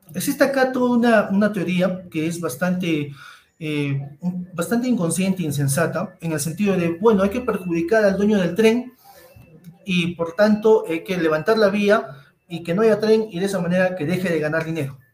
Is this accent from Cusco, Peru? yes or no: yes; Cusco, Peru; todos somos peruanos, todos somos cusqueños